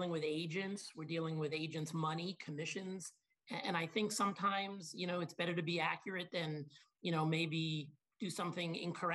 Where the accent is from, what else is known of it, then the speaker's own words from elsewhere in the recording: Long Island, New York, United States; also born or lived in Binghamton, New York / Boynton Beach, Florida; I grew up in Long Island.